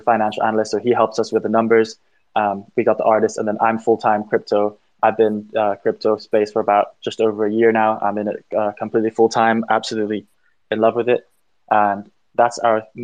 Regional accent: Thailand; also born or lived in United Kingdom; we're actually all from Thailand, but we're all internationally educated

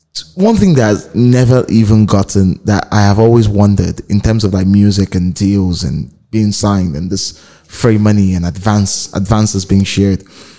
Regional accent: Port Harcourt, Rivers State, Nigeria; Because I grew up in the South. I grew up in Port Harcourt.

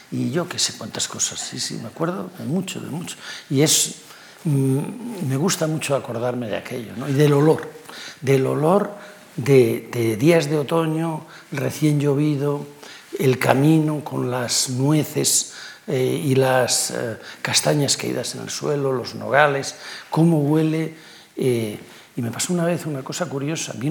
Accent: Cantabria, Spain; es igual que el que había en mi infancia en Líbana

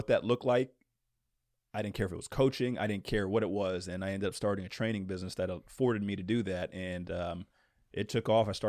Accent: Princeton, New Jersey, United States; born there; also born or lived in Virginia / Maryland / Louisiana / New York; now in Indiana, United States; I'm originally from Princeton, New Jersey, but I grew up, gosh, I've lived in Virginia, Maryland, Louisiana, New York, Florida. I've moved all over the place

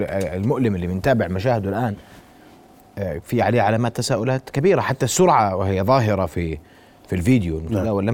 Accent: Jordan

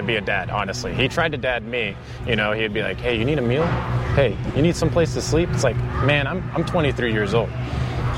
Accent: West Virginia, United States; moved away as an adult; now in Austin, United States; I'm from West Virginia originally

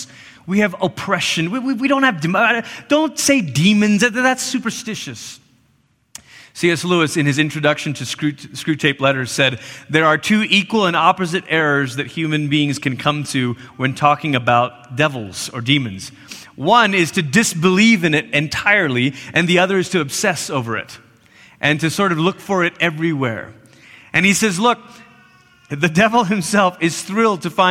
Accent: Malaysia; now in United States; I grew up in Malaysia.

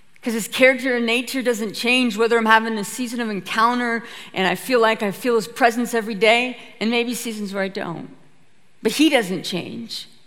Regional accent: Petersburg, Alaska, United States; I'm from a little homestead right outside of a Norwegian fishing town called Petersburg, Alaska

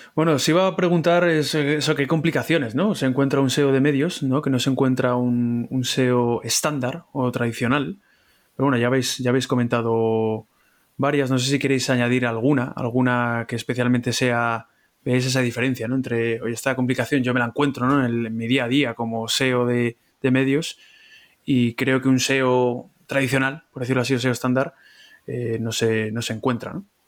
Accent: Madrid, Community of Madrid, Spain; los madrileños

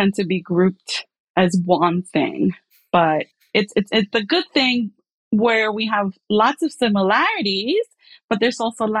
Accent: El Salvador; now in Brooklyn, United States; yes, I am from El Salvador. I came here, Brooklyn, Brighton Beach.

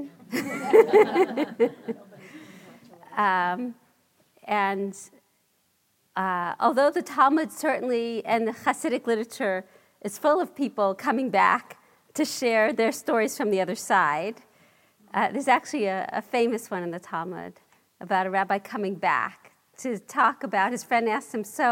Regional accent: New York City, New York, United States; growing up in Brooklyn and in my own family

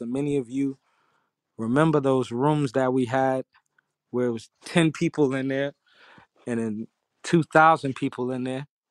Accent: New York City, New York, United States; I'm from Harlem

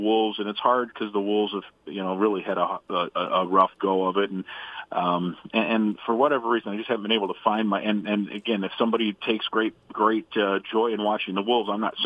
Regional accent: Iowa, United States; now in Minnesota, United States; I grew up in Iowa

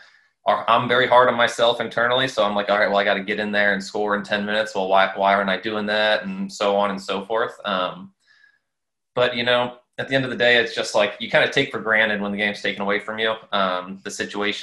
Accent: St. Louis, Missouri, United States; I played for Scott Gallagher growing up in St. Louis.

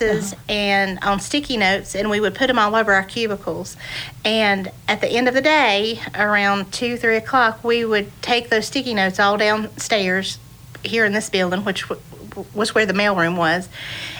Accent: Boone, North Carolina, United States; I grew up here in Boone, too, mm-hmm. and it is a small town.

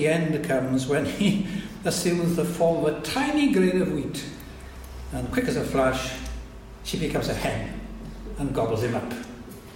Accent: Welsh, Wales, United Kingdom; us all as the Welsh people

